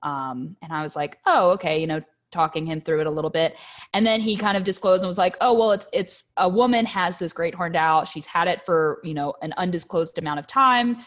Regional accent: Catonsville, Maryland, United States; moved away as an adult; also born or lived in Virginia / California / Texas; now in Boyce, United States; I'm just south of Baltimore, but to be more specific, Catonsville area

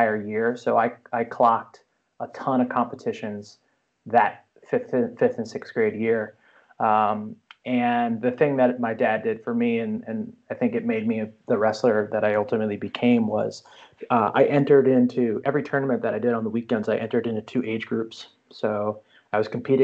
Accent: New Jersey, United States; I grew up in New Jersey.

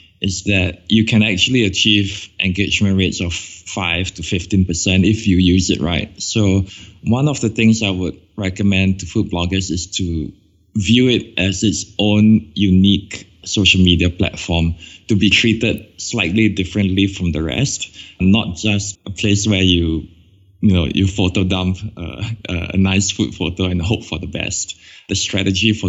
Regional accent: Singapore; I come all the way from Singapore and we don't have four seasons here

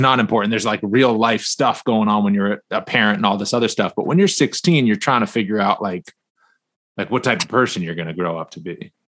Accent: Northeast, United States; I'm from the Northeast

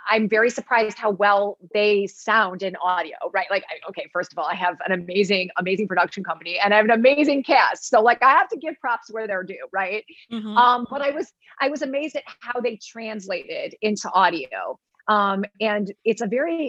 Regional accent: Michigan, United States; I'm a Michigander

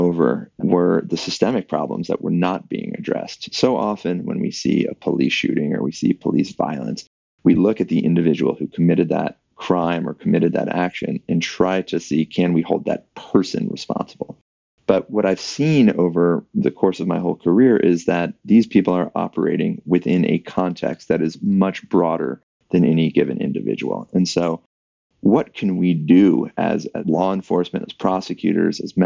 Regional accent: Atlanta, Georgia, United States; I grew up in Atlanta, Georgia

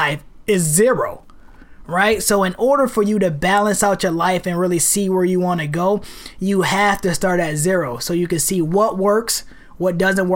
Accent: New York City, New York, United States; moved away as an adult; also born or lived in Rochester, New York; now in Portland, United States; Growing up in New York City, growing up one of 8 children, a single parent, single black mother parent household

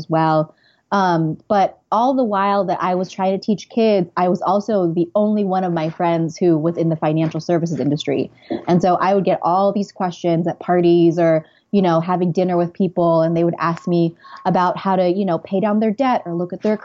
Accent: California, United States; moved away as an adult; also born or lived in Santa Barbara; now in New York, United States; I'm originally from California

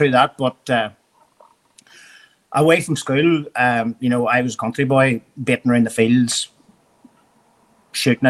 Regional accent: outside Berra, Northern Ireland, United Kingdom; also born or lived in Australia; went to school in Roscavi, outside Berra, primary school.

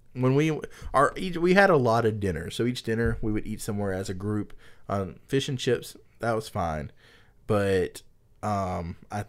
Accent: United States; I'm American

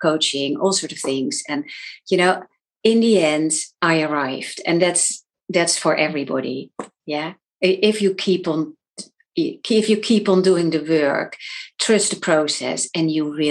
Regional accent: Netherlands; moved away as an adult; now in London, United Kingdom; I'm from the Netherlands, but I actually live in London. So I've moved countries because of my husband

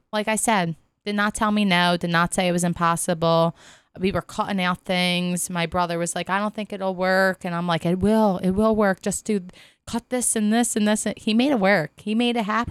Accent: Philadelphia, Pennsylvania, United States; accent: South Philly; I'm from Philly

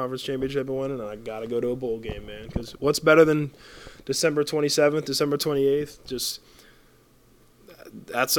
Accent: Big Pine Key, Florida, United States; also born or lived in Marathon, Florida / Sugarloaf Key, Florida; I went to school in Sugarloaf, but I grew up in Big Pine, and I moved to Marathon in, like, seventh grade

